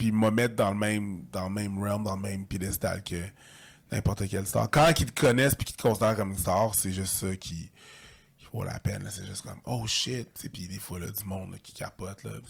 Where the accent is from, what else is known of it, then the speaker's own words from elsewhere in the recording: Longueuil, Quebec, Canada; also born or lived in Montreal / Saint-Bruno; Je suis un gars de Longueuil. Je suis un gars de Longueuil, ouais, Longueuil. Je suis un gars de Longueuil. Euh, j'ai déménagé à Montréal en 2010, je suis revenu en 2020, puis là, j'étais à Rive-Sud encore, là, j'étais à Saint-Bruno